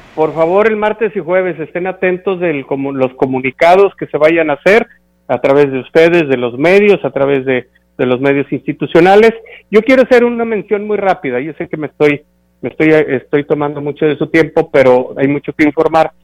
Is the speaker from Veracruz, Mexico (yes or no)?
no; Huehuetlán, San Luis Potosí, Mexico; estoy moviéndome dentro de mi pueblo